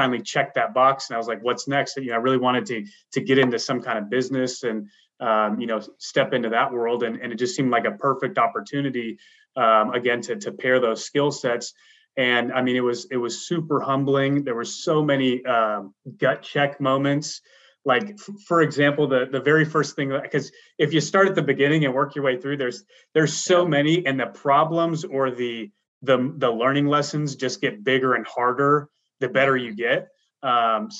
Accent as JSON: {"language": "English", "town": "Seattle", "region": "Washington", "country": "United States", "tie": "born or raised there", "moved": "as an adult", "lives_now": "Tennessee, United States", "said": "I'm originally from Seattle, Washington, a native there, you know, grew up, went to school"}